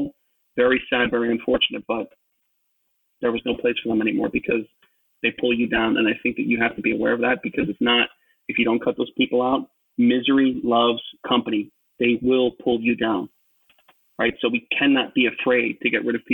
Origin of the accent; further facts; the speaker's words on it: New York, United States; I'm from New York and I'm in finance